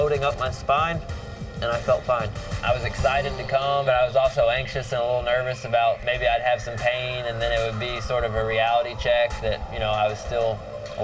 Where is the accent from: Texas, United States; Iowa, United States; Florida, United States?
Florida, United States; Growing up in Florida